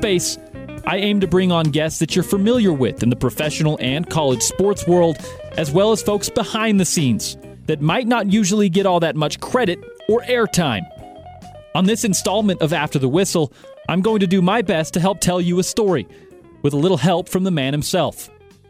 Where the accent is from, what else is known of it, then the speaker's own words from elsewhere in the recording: Park City, Utah, United States; I grew up in the Park City area